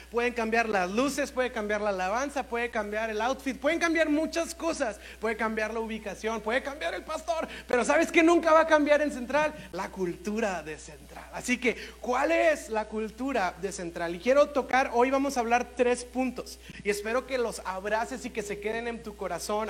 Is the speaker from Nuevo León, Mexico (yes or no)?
yes; Monterrey, Nuevo León, Mexico; como cultura, como regios, como mexicanos